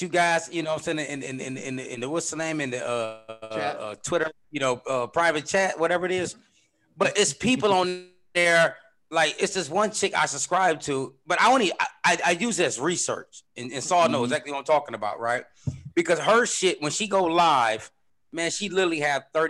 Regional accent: Flint, Michigan, United States; moved away; I'm from Flint, Michigan.

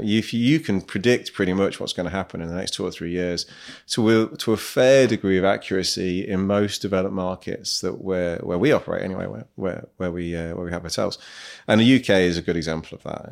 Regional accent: Midlands, United Kingdom; moved away as an adult; also born or lived in Nottingham / Manchester; now in Dubai, United Arab Emirates; I'm from the Midlands originally

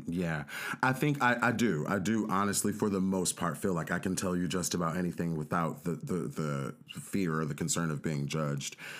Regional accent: Los Angeles, California, United States; my sister and I grew up in South Central Los Angeles

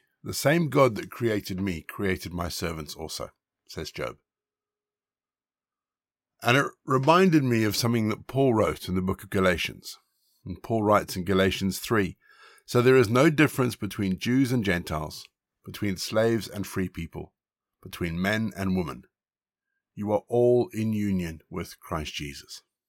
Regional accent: Zimbabwe; also born or lived in South Africa; Like so many people growing up in Zimbabwe and South Africa, we had servants.

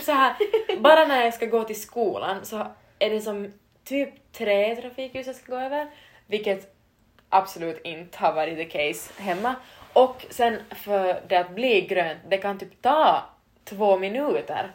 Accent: Vaasa, Ostrobothnia, Finland; moved away as an adult; now in Turku, Finland; Vi är typ fyra från Vasa Österbot- alltså Vasakorsholmområde

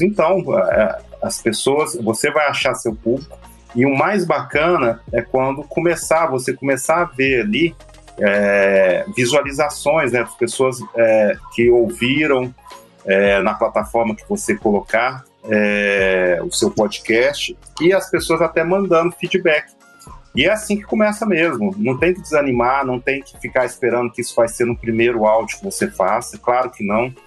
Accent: Belo Horizonte, Minas Gerais, Brazil; nós mineiros, por exemplo, a gente tem mania de comer o fim das palavras

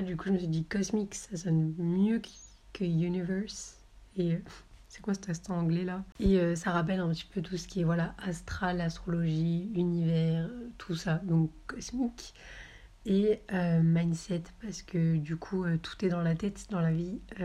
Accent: Marseille, Provence-Alpes-Côte d'Azur, France; moved away as an adult; also born or lived in Avignon; now in Paris, France; je viens du sud de la France, de Marseille et ses environs

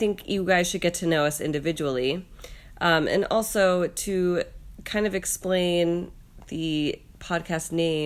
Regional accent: Indiana, United States; moved away as an adult; also born or lived in Boston; now in New York, United States; I grew up in Indiana, so I lived there up until I was 18

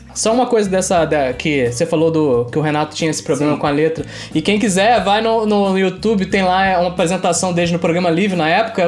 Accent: Itaboraí, Rio de Janeiro, Brazil; fomos criados em. em somos de Taboraí, criados em Tambi que é um bairro pobre da, de, de Itaboraí

